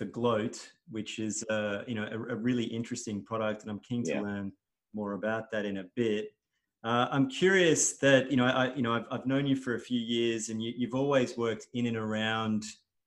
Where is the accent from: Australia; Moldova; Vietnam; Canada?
Australia; Melbourne, Victoria; I grew up in Melbourne